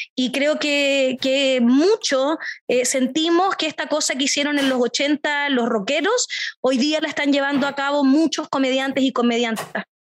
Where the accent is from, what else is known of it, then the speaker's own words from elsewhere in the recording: Temuco, Araucanía, Chile; soy de Temuco, del sur de Chile